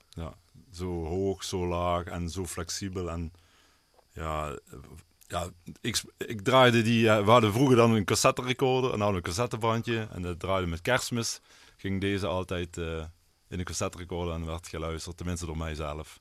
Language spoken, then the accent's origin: Dutch; Netherlands; waar ik ben opgegroeid, zeg maar, met Scherp Geul.